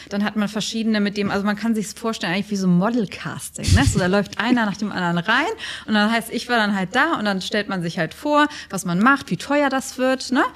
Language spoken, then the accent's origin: German; Germany; now in Dubai, United Arab Emirates; als Deutsche